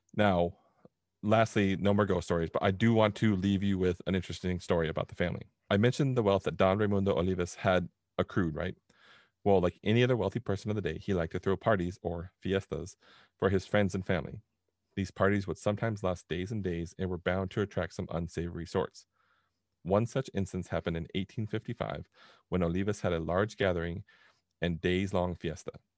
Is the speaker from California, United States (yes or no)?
yes; Southern California, United States; we grew up in Southern California